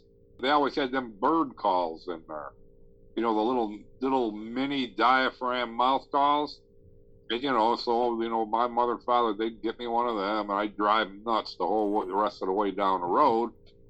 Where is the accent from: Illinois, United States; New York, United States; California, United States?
New York, United States; Niagara Falls; Niagara Falls, New York.